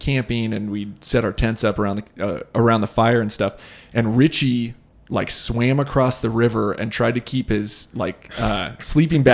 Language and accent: English; Boise, Idaho, United States; growing up in Boise